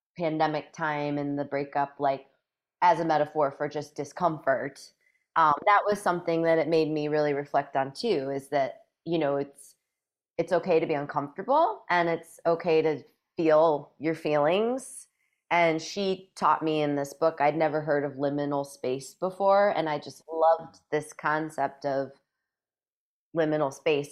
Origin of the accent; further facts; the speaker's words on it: a few hours south of northeastern Iowa, Midwest, United States; now in Northeast Iowa, United States; I grew up a few hours south of here